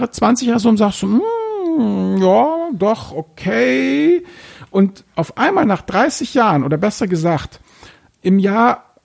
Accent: Hamburg, Germany; ich muss jetzt hier mal als Hamburger doch mal hier ein maritimes Beispiel bringen.

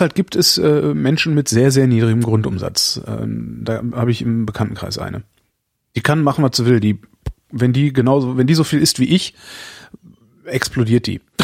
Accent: Germany; bei uns, wir sind Deutsche

